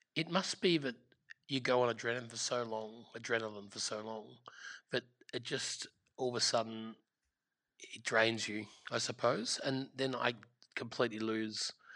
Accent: Gippsland, Victoria, Australia; I grew up in Gippsland and I grew up in a restaurant from the age of 11 called Powers Court

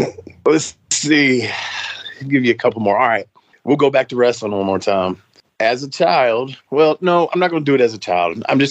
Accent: Nashville, Tennessee, United States; That's my hometown

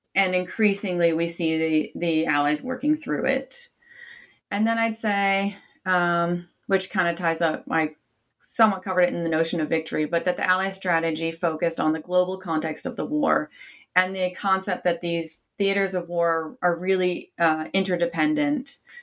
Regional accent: Canada; I'm Canadian by origin

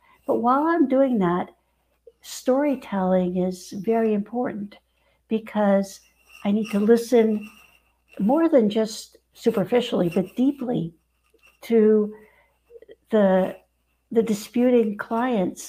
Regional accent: Mexico City, Mexico; now in Northern California, United States; I grew up in Mexico City

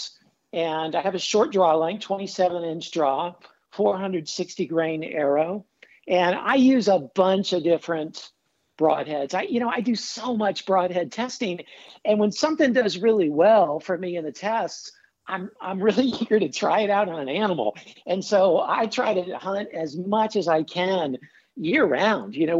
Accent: New Orleans, Louisiana, United States; also born or lived in Thailand; now in Iowa, United States; I grew up actually in Louisiana I'm not in Louisiana now, I'm in Iowa, but down in New Orleans

